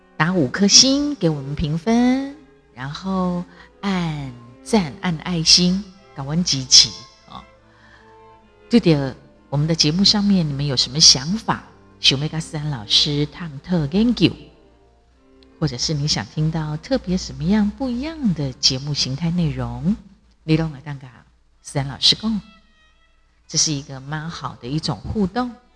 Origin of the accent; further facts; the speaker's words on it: Taiwan; 我是台湾人